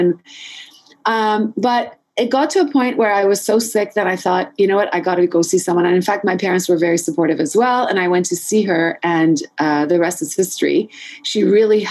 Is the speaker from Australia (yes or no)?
no; Montreal, Quebec, Canada; I grew up in Montreal, and I think it was sort of in between high school and university, we have something called Cégep